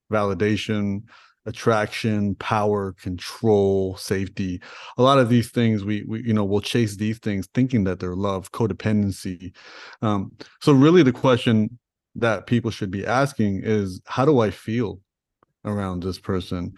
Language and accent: English; Toronto, Ontario, Canada; I grew up in Toronto, I grew up in Rexdale